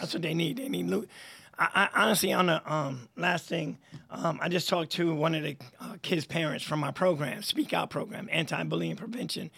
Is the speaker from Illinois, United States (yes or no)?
no; Troy, New York, United States; born or raised there